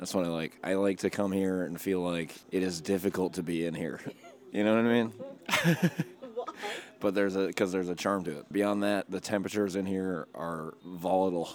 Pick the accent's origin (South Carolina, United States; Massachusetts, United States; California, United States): Massachusetts, United States; outside of Boston; now in Boston, United States; I'm from outside of Boston